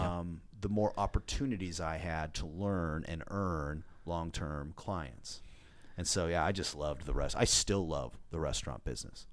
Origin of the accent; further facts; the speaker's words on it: Washington, United States; I grew up in the great, uh, state of Washington